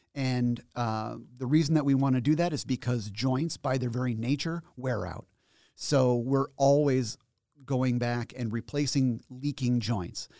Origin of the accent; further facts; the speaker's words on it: Schenectady, New York, United States; I was born in Schenectady, and I grew up in Schenectady, and then I went to college in Schenectady, and now I work here in Albany.